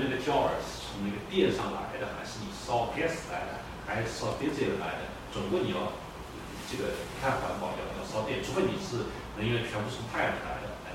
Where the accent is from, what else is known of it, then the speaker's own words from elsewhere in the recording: Beijing, China; now in Canada; 咱们北京人很简单，住那个apartment